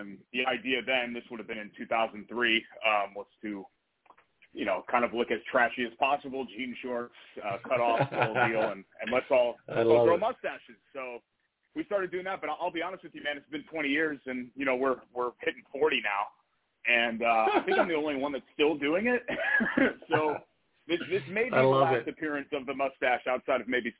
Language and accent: English; Connecticut, United States; moved away as an adult; also born or lived in Indiana; I grew up in Connecticut